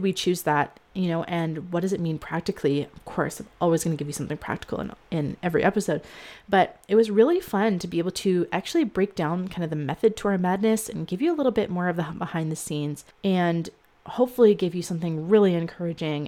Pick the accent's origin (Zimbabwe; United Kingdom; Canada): Canada; I'm actually Canadian.